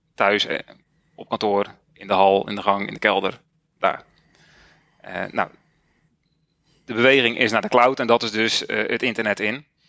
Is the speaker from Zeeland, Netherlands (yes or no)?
yes; Zeeland, Netherlands; Ik ben 44 jaar en ik kom uit Zeeland